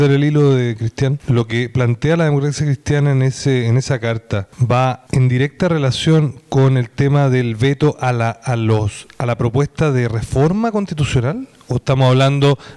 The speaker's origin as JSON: {"language": "Spanish", "country": "Chile", "said": "somos todos chilenos."}